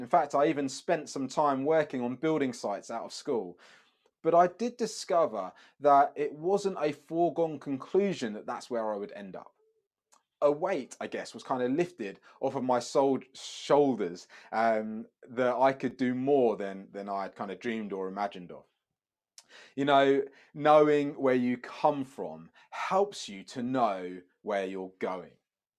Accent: Brighton, South East England, United Kingdom; also born or lived in Sheffield / Democratic Republic of the Congo; I was born in Sheffield, but I spent the first 5 years of my life in the Congo, the DRC. But my teenage years were growing up in Brighton. I seem to have moved around quite a lot.

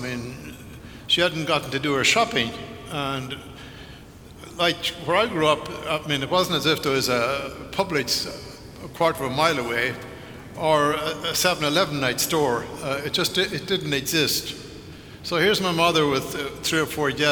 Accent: Ireland; moved away; growing up in Ireland in the 50s, growing up out in the country

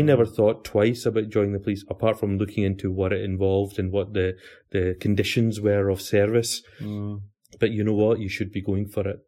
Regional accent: Glasgow, Scotland, United Kingdom; I was born and bred in Glasgow in uh, 1972

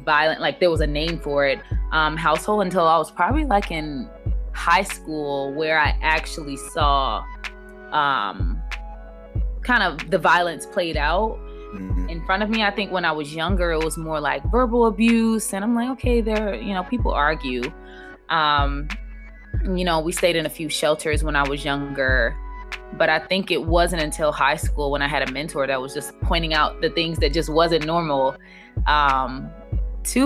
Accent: Miami, Florida, United States; moved away as an adult; also born or lived in Augusta, Georgia; growing up in Miami generally was a little difficult just because of instability.

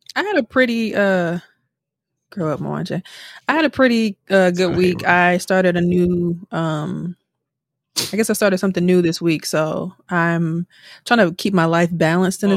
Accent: Milwaukee, Wisconsin, United States; moved away; we're all from Milwaukee

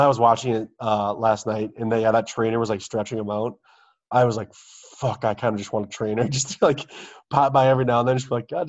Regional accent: United Kingdom; My crisps, as I call them, because I'm British.

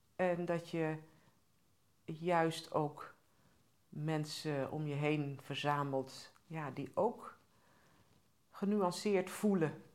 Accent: Groningen, Netherlands; ik ben ook opgegroeid in Groningen

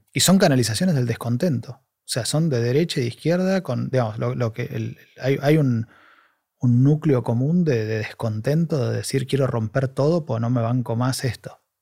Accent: Argentina; moved away as an adult; now in Spain; yo soy argentino y estoy hace dos años ahí

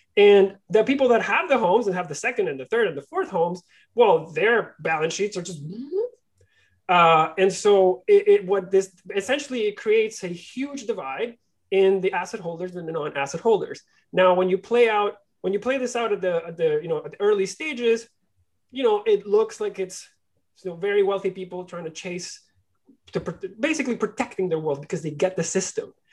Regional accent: Barquisimeto, Lara, Venezuela; now in Toronto, Canada; I was born and raised in, in, Venezuela. I was born in a small city called Barquisimeto

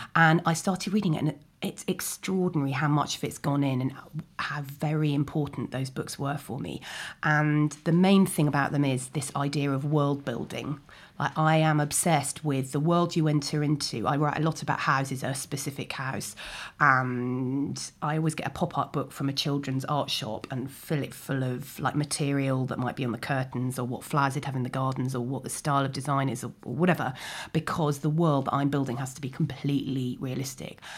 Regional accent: London, United Kingdom; also born or lived in Ealing; I grew up in Chiswick, well-known wilderness of, um, and then I went to school in Ealing.

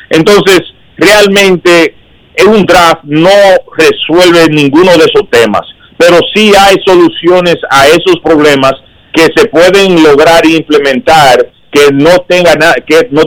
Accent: Dominican Republic; habría que nosotros como dominicana eh, representamos normalmente el 40 o el 50% de las firmas

